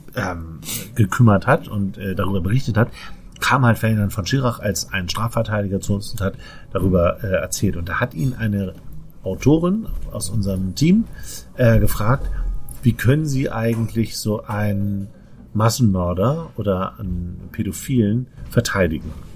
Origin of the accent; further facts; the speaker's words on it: Northern Germany, Germany; accent: norddeutsch (Northern German); unserem norddeutschen Akzent